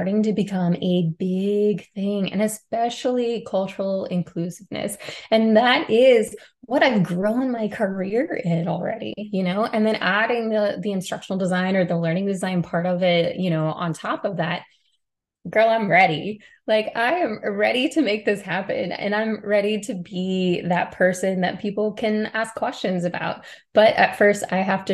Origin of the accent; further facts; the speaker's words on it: Middle Tennessee, United States; moved away as an adult; I grew up in Middle Tennessee with a single parent